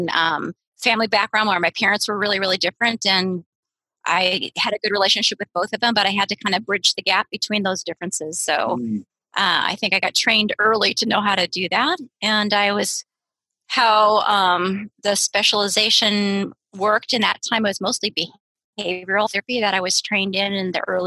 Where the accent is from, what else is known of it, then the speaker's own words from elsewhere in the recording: San Diego, California, United States; moved away as an adult; also born or lived in Seattle; I'm in my hometown, San Diego, California